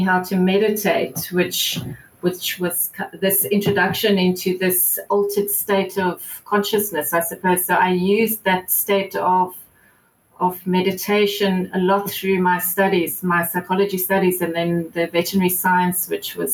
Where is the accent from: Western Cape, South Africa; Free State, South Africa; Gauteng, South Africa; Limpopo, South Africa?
Gauteng, South Africa; Johannesburg; moved away as an adult; now in Cape Town, South Africa; I grew up in Joburg